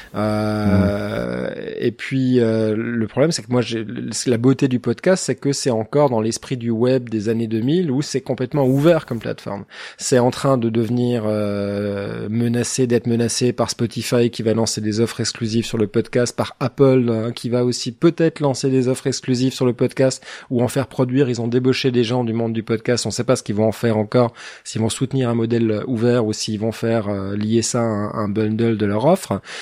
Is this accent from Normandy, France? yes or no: no; Alsace, Grand Est, France; moi, je suis, moi, je suis alsacien